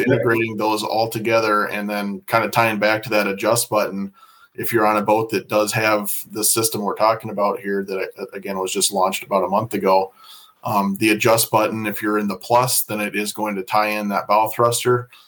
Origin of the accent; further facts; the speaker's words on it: Iowa, United States; moved away as an adult; now in Fond du Lac, United States; I'm originally from Iowa, so I didn't grow up around here